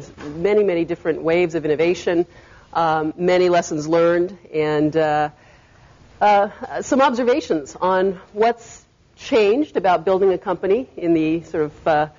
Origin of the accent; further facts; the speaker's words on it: Berkeley, California, United States; I was raised in the Bay Area. I grew up in Berkeley.